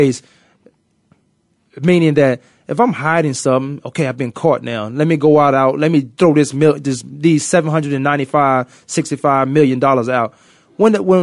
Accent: Virginia, United States; accent: Virginia; my Virginia accent, that would never go away

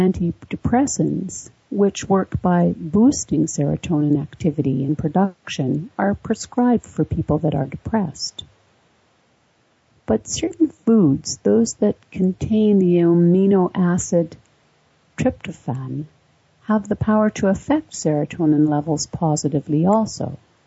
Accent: Florida, United States; now in Arkansas, United States; I grew up in Florida and moved to Arkansas. Right away, I had the SAD symptoms, even though I didn't know what it was.

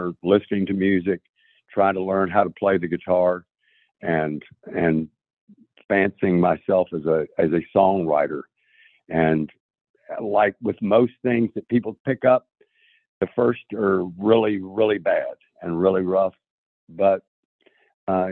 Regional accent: Tybee Island, Georgia, United States; moved away as an adult; also born or lived in Columbia, South Carolina; now in Nashville, United States; we moved from Columbia, South Carolina, back to Tybee Island, Georgia, and those were my formative years. I was beginning 11th grade

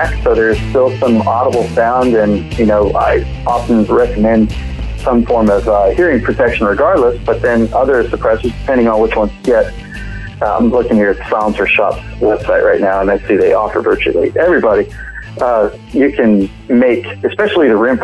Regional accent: Virginia, United States; also born or lived in North Carolina; now in Illinois, United States; I was raised in Virginia and grew up a lot in North Carolina and such, but yeah, I married into Illinois

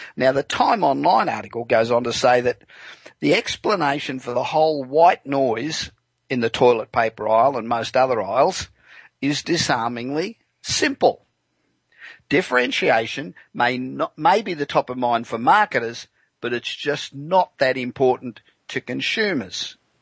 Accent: Los Angeles, California, United States; Broadcasting tonight from my hometown of Los Angeles

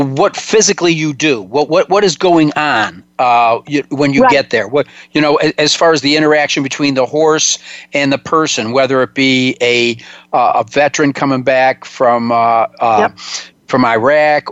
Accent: Eastern New York, United States; I grew up in Eastern New York

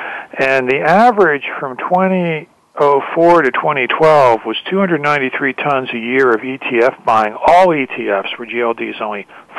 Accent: Pittsburgh, Pennsylvania, United States; So I'm from Pittsburgh, Jay. My dad worked 27 years U.S. Steel Homestead.

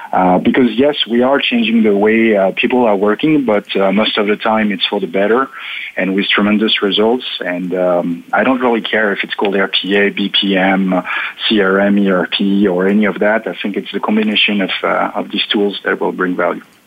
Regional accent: France; English is a second language; now in Paris, France; I was born on the border of Germany

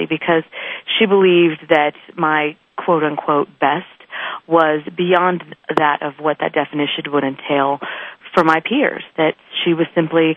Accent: Northern California, United States; moved away as an adult; also born or lived in Malibu, California; now in Denver, United States; I grew up in Northern California, out in farming country, way north of Sacramento, where most people think Oregon is

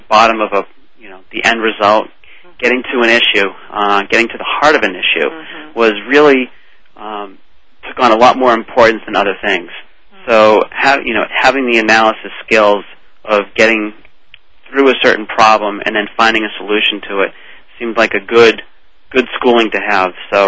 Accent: Needham, Massachusetts, United States; I grew up in Needham, Cheryl, Massachusetts. It's a suburb about 20 minutes outside of Boston

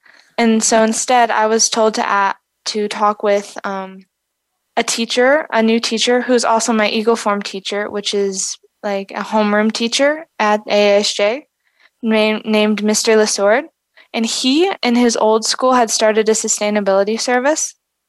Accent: South Africa; growing up in South Africa and being surrounded and seeing firsthand the struggles and the disadvantages of unstable infrastructure and unsustainable infrastructure here

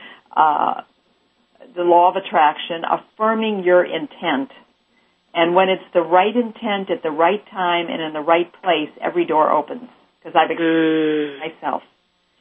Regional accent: Chicago, Illinois, United States; also born or lived in Missouri; now in Los Angeles, United States; I'm originally from the Midwest, Chicago

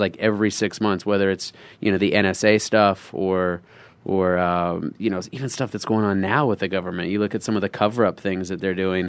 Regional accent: Phoenix, Arizona, United States; I'm from Phoenix

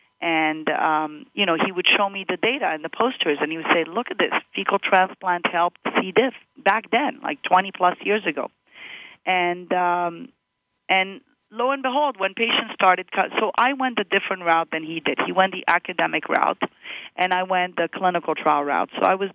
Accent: Morocco; born there; moved away; also born or lived in Montreal, Canada; So I was born in Morocco, and my parents were working for the French government there, and they moved from Morocco to Montreal, and then from Montreal I went to University of Florida.

